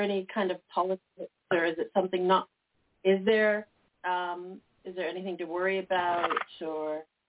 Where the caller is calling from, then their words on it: Vancouver, British Columbia, Canada; I'm calling from Vancouver.